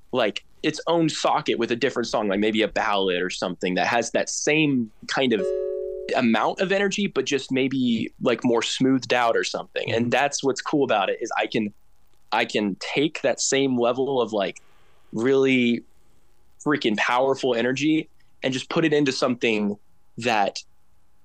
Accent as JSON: {"language": "English", "region": "Oklahoma", "country": "United States", "tie": "born or raised there", "said": "growing up in Oklahoma"}